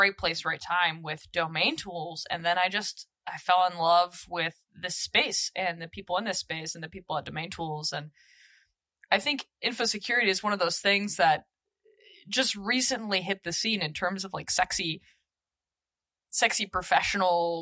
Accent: Beaverton, Oregon, United States; I grew up in Nike culture. I'm from Nike Town, Oregon, Beaverton, for the most part.

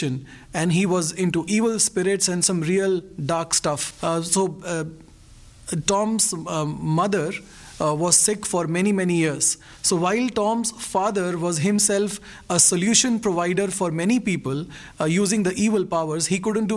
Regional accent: India; I'm a pastor from India

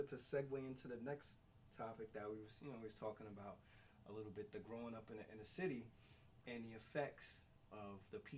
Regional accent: New York City, New York, United States; the stuff that we see growing up in the Bronx as kids

